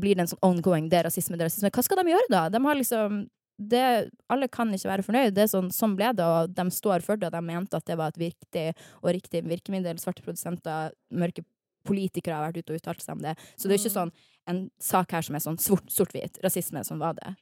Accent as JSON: {"language": "Norwegian", "town": "Harstad", "region": "Northern Norway", "country": "Norway", "moved": "yes", "lives_now": "Oslo, Norway", "said": "stolt av at jeg er nordnorsk"}